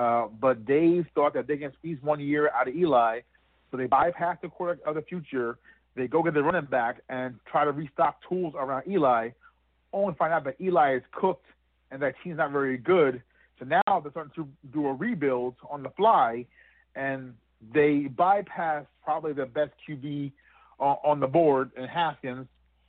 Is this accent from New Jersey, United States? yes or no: yes; Montclair, New Jersey, United States; my hometown here in New Jersey, in Montclair, New Jersey.